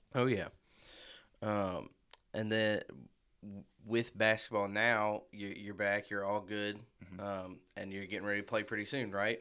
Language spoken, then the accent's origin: English; Marion, Illinois, United States; I'm from Marion, Illinois myself, um, but I always grew up a Kentucky fan